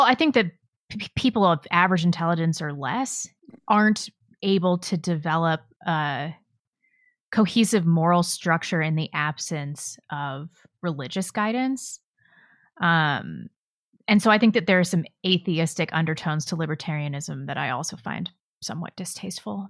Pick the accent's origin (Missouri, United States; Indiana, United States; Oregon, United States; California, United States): Missouri, United States; St. Louis; moved away; I grew up in West County, though, so it's not like I got the full Saint Louis experience